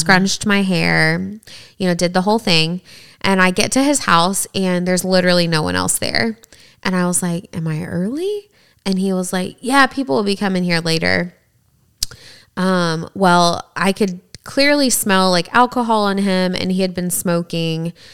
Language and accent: English; the South, United States; growing up in the South